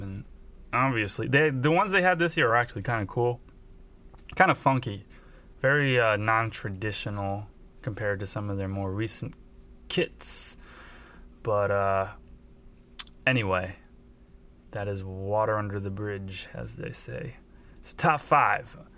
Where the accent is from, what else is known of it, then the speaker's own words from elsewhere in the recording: United States; as American